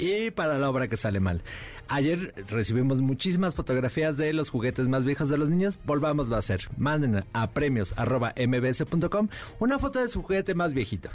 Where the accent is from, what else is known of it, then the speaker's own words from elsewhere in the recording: Mexico; así somos los mexicanos